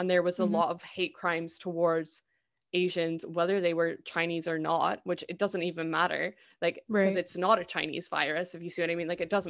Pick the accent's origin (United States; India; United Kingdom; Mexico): United Kingdom; Like I think we really need to lose that mindset as British people.